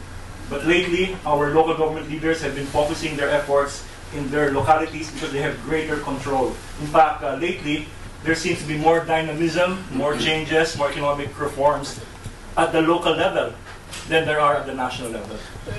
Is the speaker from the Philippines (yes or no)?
yes; Sorsogon, Bicol Region, Philippines; I myself come from a local area in the Philippines. I was explaining to Professor Emerson. I come from the Bicol region. I come from the periphery, the very edge of southeastern Luzon, from the province of Sorsogon.